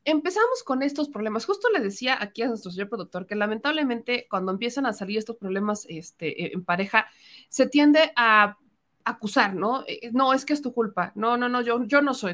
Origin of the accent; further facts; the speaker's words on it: Puebla, Mexico; como poblana